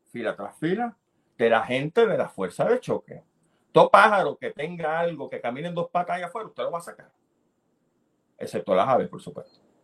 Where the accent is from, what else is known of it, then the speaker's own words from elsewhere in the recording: Puerto Rico; Soy un puertorriqueño que le importa su país